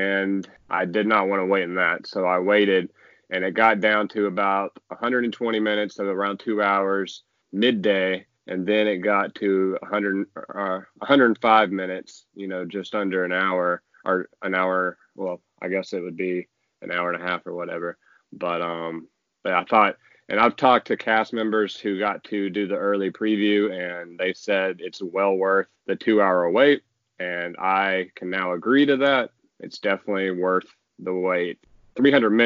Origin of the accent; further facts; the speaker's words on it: Georgia, United States; moved away; I'm from Georgia originally